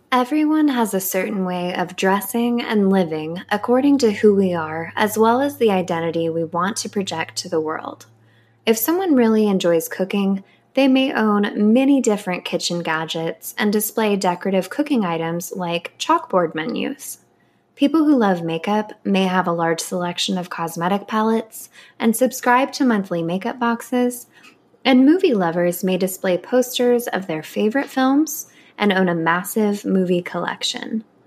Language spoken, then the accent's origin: English; Anaheim, California, United States; I grew up in Anaheim, California, and my whole family had annual Disneyland passes